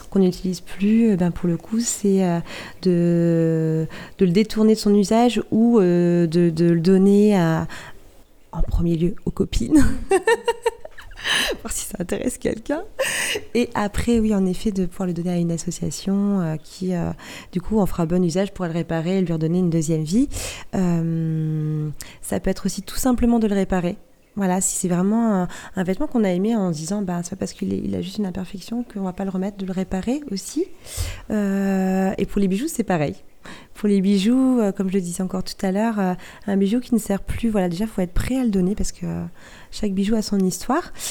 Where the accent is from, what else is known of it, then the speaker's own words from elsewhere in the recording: Barfleur, Normandy, France; je suis originaire du Val de serre précisément de Barfleur, où j'ai vécu euh, une belle partie de mon enfance